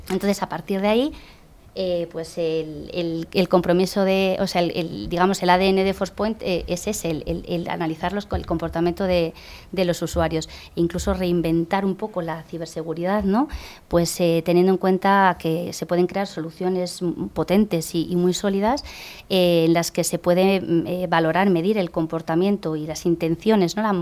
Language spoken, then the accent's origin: Spanish; Geneva, Switzerland; born there; Yo he nacido en Ginebra, en Suiza.